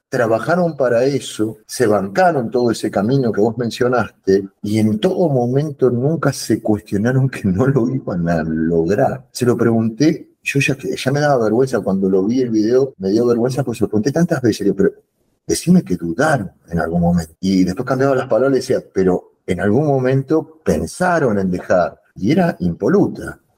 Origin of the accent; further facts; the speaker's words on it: Argentina; no estoy hablando como argentino ni como futbolero